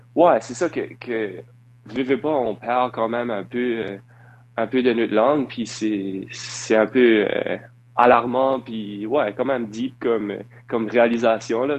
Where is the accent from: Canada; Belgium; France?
Canada; Dieppe, New Brunswick; Je viens de, de Dieppe, au Nouveau-Brunswick